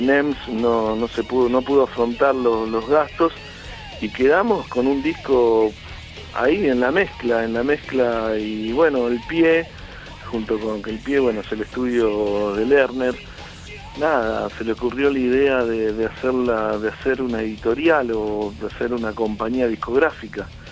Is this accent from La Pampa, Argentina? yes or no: no; San Justo, Buenos Aires Province, Argentina; yo soy de La Matanza, de San Justo